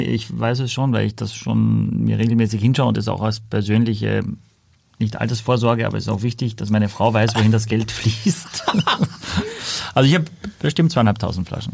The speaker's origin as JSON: {"language": "German", "country": "Austria", "said": "ich als Ösi"}